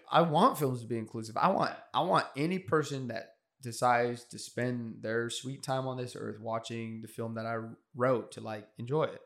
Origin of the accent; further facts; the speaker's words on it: California, United States; I'm from California, but culturally probably closer